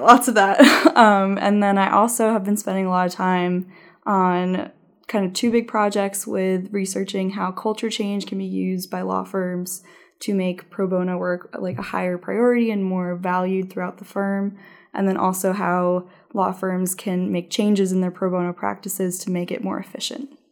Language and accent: English; New Jersey, United States; moved away as an adult; also born or lived in Massachusetts / Washington, D.C.; I grew up in New Jersey